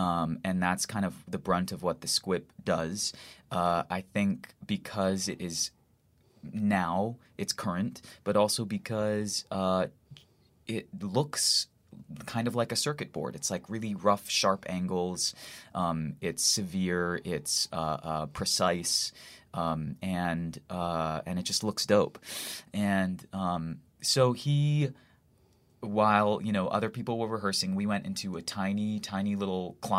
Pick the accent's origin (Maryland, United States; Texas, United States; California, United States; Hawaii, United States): Hawaii, United States; born or raised there; now in New York, United States